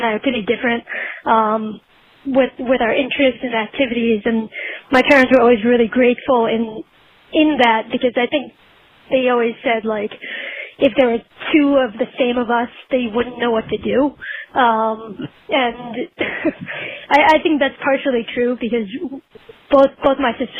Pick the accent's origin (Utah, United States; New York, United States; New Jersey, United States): New Jersey, United States; Parsippany; I grew up in Parsippany, New Jersey